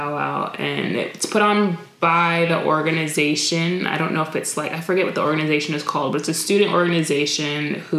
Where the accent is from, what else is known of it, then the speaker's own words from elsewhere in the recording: New York, United States; moved away; I grew up in New York when I was younger